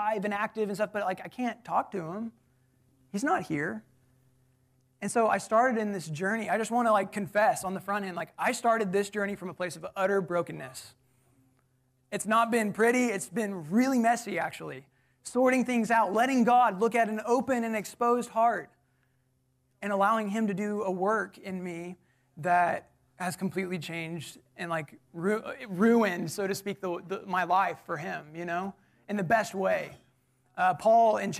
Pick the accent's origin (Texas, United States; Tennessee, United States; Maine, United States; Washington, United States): Texas, United States; College Station; I'm actually from College Station. So born and raised